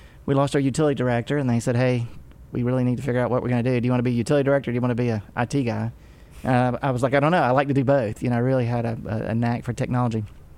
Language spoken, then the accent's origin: English; Chester, United States; also born or lived in Florida; Grew up in Chester, a little town south of here. I was born in Florida. Not many people know that.